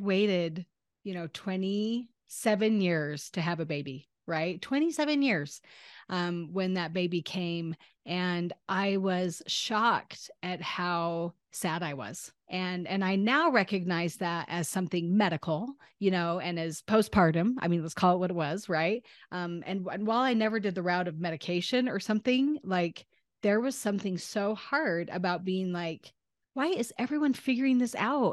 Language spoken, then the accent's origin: English; Northern Utah, United States; I was born in Northern Utah in the United States of America